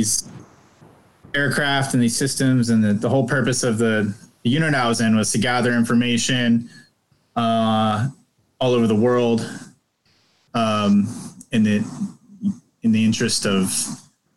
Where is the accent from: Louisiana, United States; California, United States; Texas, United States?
California, United States; Northern; I'm from Northern California